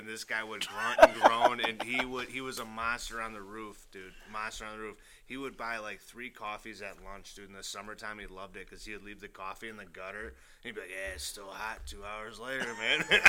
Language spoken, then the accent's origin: English; Michigan, United States; growing up in Michigan, it's just a way of life, man.